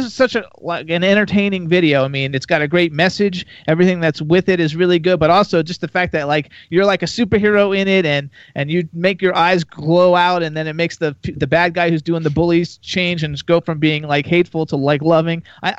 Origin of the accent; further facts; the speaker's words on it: Florida, United States; I want to go back because, like, I'm from Florida originally. I lived there for 48 years